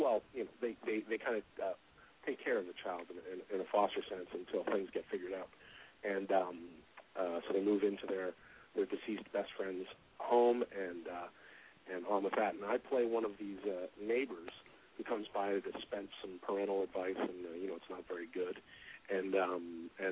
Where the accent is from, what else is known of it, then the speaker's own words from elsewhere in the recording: just outside of Vancouver, British Columbia, Canada; I grew up just outside of Vancouver, Canada